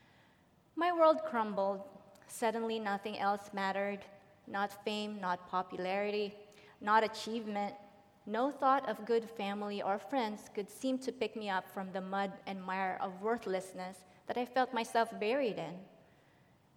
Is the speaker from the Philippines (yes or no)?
yes; Philippines; now in Dublin; I was born and raised in the Philippines